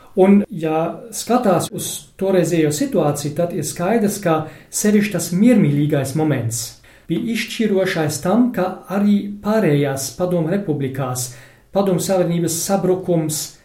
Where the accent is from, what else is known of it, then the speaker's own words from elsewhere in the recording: Germany; Latvian is a second language; man kā vācietim